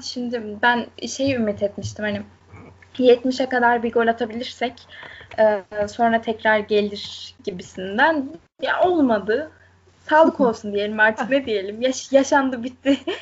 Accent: Konya, Turkey

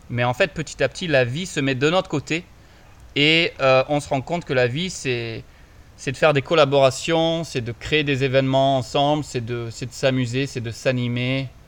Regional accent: Montpellier, Occitania, France; Bah, moi je suis de Montpellier, dans le sud, 34, represent.

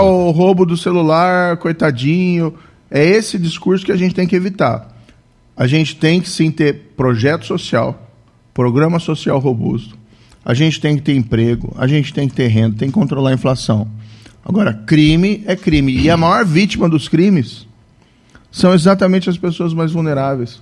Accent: Maringá, Paraná, Brazil; also born or lived in Cascavel; now in Curitiba, Brazil; Eu, na verdade, sou de Maringá, nasci em Maringá.

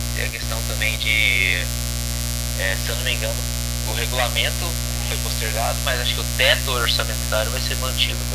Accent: Brazil; eu sou brasileiro

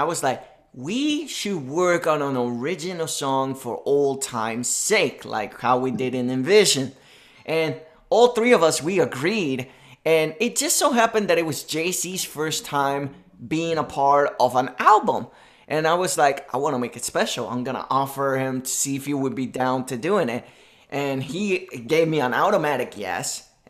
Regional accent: Puerto Rico; my hometown, Puerto Rico, baby.

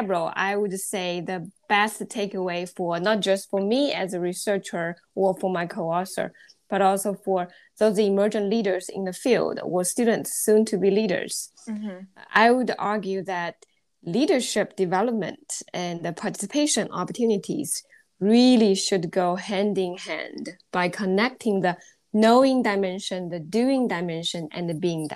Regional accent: China; moved away as an adult; also born or lived in Alabama, United States; now in Athens, Georgia, United States; I was born and I grew up in China.

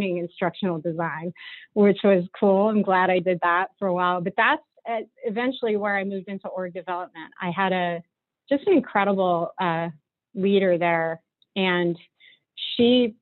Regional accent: Hopatcong, New Jersey, United States; moved away as an adult; also born or lived in Muncie, Indiana; I grew up in that area up in northern New Jersey, a small town called Hopatcong

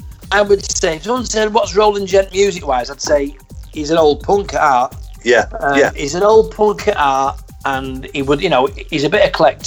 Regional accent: Manchester, North West England, United Kingdom; I'm Mancunian, first and foremost. I always say that. They always tell you're a Scouser. No, I'm not a Scouser. I'm a proud Mancunian. It just so happens that my dad was an Everton fan and a Scouser

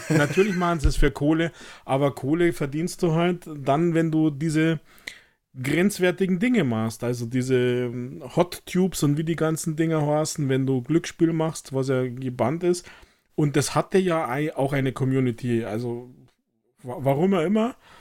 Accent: Germany; bei uns in Deutschland

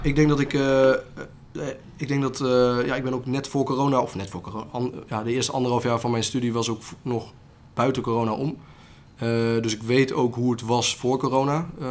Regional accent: Otterlo, Gelderland, Netherlands; waar ik vandaan kom, ik kom uit Otterlo.

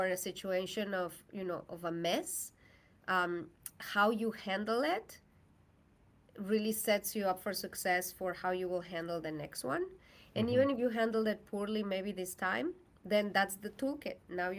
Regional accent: Mexico; English is a second language; moved away as an adult; now in United States; I am from Mexico.

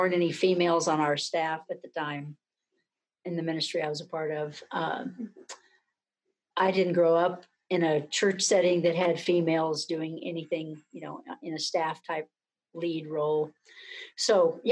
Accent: Hobbs, New Mexico, United States; now in Manhattan, Kansas, United States; currently I'm quarantined in Hobbs, New Mexico, which is my hometown

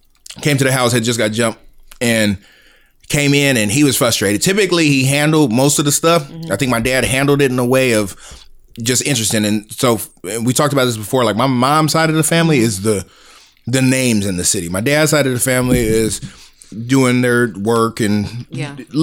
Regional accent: San Diego, California, United States; now in Pacific Northwest, United States

